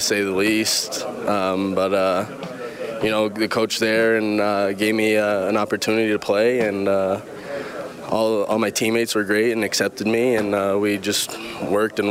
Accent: Florida, United States; growing up in Florida

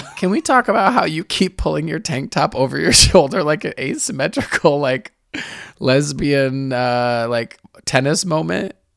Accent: Michigan, United States; now in San Francisco, United States; I grew up in Michigan

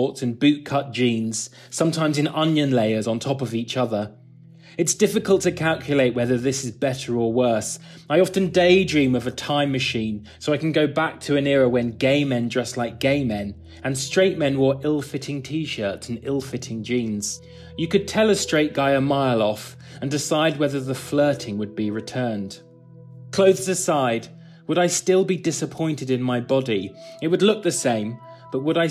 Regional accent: England, United Kingdom

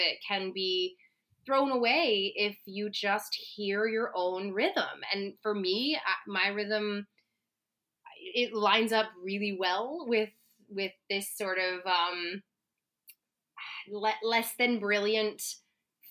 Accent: Cincinnati, Ohio, United States; I grew up in Cincinnati, Ohio

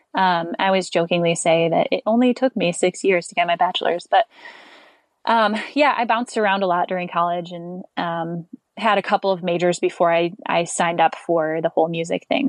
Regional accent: Michigan, United States; moved away as an adult; also born or lived in Alabama; I grew up in Michigan

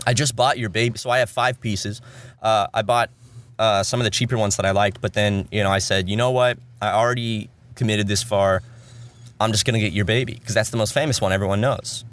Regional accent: South Carolina, United States; moved away; back home in South Carolina

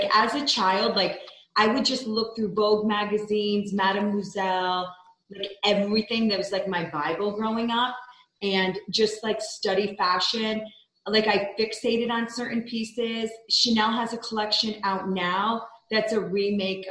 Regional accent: the Capital District, upstate New York, United States; moved away as an adult; also born or lived in Midtown, New York City; now in Salt Lake City, United States; So much of my family's there. I grew up there.

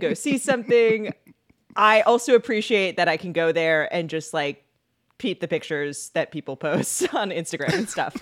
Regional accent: Seattle, Washington, United States; now in Illinois, United States; I'm from Seattle and there it just goes from smoky to rainy

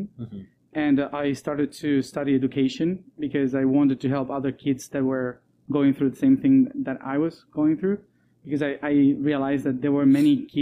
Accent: Argentina; also born or lived in Europe; I was born in Argentina. I'm also Italian, but mainly Argentinian.

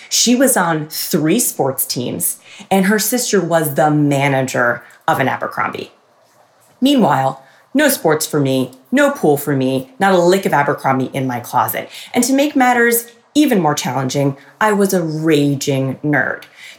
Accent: Freehold Township, New Jersey, United States; in this town, my town, Freehold

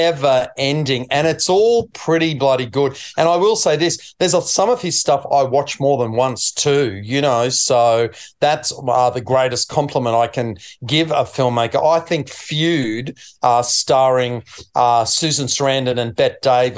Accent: Queensland, Australia; being a Queenslander

